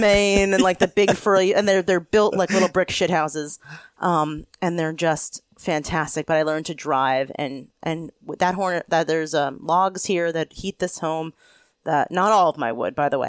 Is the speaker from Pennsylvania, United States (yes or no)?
yes; Pennsylvania, United States; also born or lived in Tennessee / Vermont; now in Vermont–New York border area, United States; I moved back to the East Coast, which is where I'm from, I'm from Pennsylvania